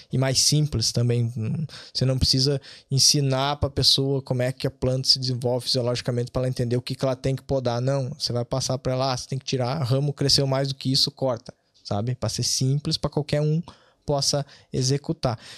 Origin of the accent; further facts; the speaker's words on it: Bom Jesus, Rio Grande do Sul, Brazil; moved away as an adult; also born or lived in Vacaria, Brazil; now in Ireland; Eu me criei em Bom Jesus, uma cidade pequena de 10 mil habitantes na região serrana do, do Rio Grande do Sul